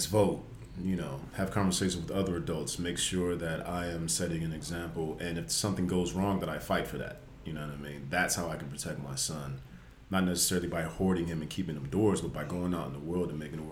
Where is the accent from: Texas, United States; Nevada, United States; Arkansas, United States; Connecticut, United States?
Nevada, United States; Las Vegas; moved away as an adult; also born or lived in Washington State; now in Los Angeles, United States; I'm from Las Vegas originally.